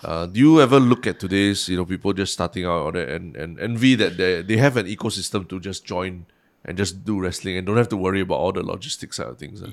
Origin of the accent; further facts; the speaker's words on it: Singapore; being so Singaporean